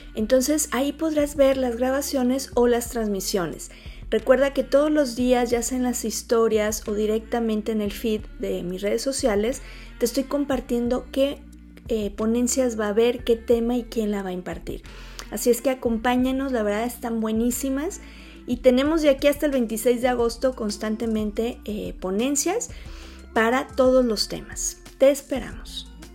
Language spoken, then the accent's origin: Spanish; Mexico; nuestra sociedad mexicana